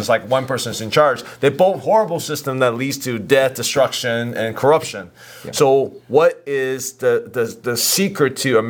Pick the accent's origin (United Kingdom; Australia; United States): United States; Virginia; I grew up in Virginia.